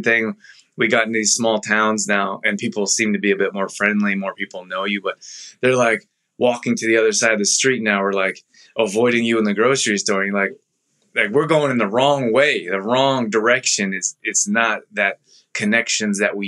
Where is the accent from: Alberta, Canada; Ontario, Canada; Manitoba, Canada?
Alberta, Canada; Calgary; moved away; grew up in Calgary